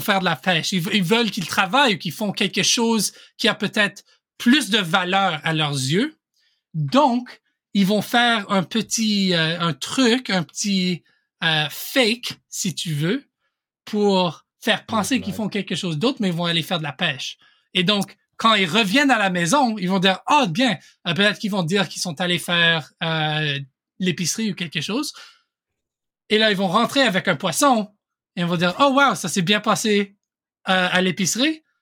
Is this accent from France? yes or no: no; Ontario, Canada; accent: mix of Canadian French and French French; Mais j'ai j'ai vécu toute ma vie au Canada. J'ai fait une, mon éducation à une école en français au Canada, en Ontario. Et donc, euh, mon accent, c'est un mélange de, de, français canadien avec euh, du français français aussi